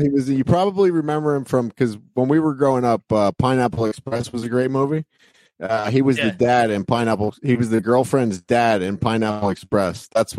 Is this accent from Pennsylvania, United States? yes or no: yes; Berks County, Pennsylvania, United States; We're from the Berks County area in Pennsylvania.